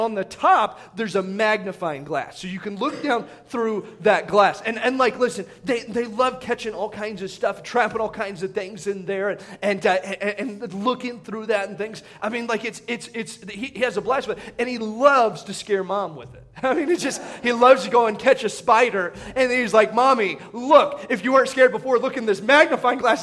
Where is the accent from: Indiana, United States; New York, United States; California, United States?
Indiana, United States; moved away; where I grew up in Indiana